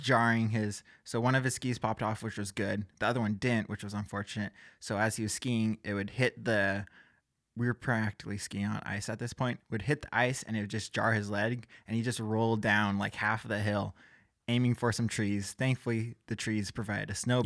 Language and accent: English; Gig Harbor, Washington, United States; I'm from Gig Harbor, Washington